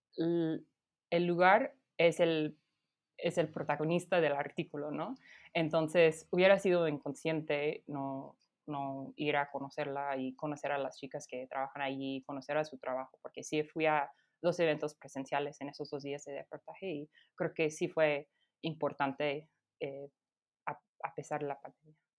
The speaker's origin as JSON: {"language": "Spanish", "town": "Denver", "region": "Colorado", "country": "United States", "tie": "born or raised there", "also_born_or_lived": "Berkeley, California", "second_language": "Spanish", "moved": "as an adult", "lives_now": "Mexico City, Mexico", "said": "Yo crecí en Denver"}